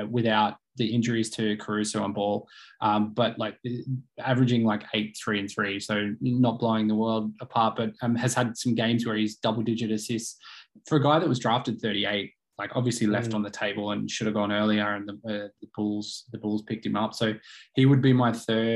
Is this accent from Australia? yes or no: yes; Australia